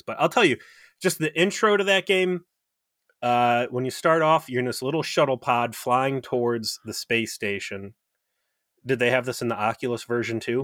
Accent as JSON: {"language": "English", "town": "South Euclid", "region": "Ohio", "country": "United States", "tie": "born or raised there", "said": "right next to my hometown, um, 'cause I'm from South Euclid, Ohio"}